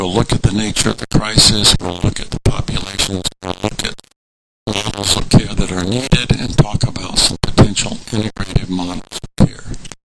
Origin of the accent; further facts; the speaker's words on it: Nigeria; I was born and raised in MK in Nigeria